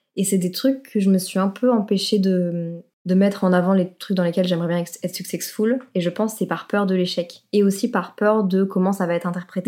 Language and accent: French; Brussels, Brussels-Capital Region, Belgium; chez moi à Bruxelles